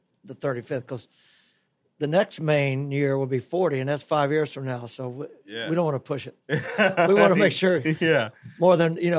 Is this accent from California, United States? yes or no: no; North Carolina, United States; moved away; also born or lived in Orlando, Florida / Tampa Bay area; I was from North Carolina.